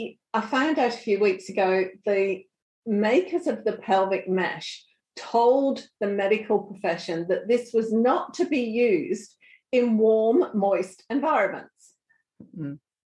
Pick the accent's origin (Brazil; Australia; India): Australia; being Australian